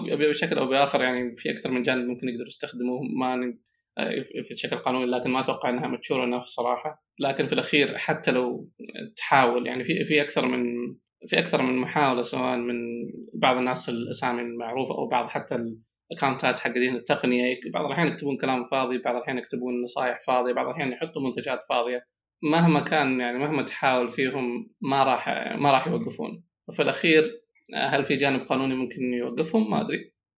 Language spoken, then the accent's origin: Arabic; Saudi Arabia; اني كسعودي طبعا انا سعودي